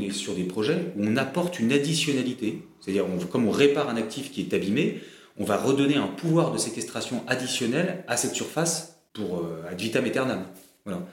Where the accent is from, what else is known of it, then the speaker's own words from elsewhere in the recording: Brittany, France; moved away as an adult; also born or lived in Paris; Je suis breton, je, j'ai un ancrage, euh, territorial fort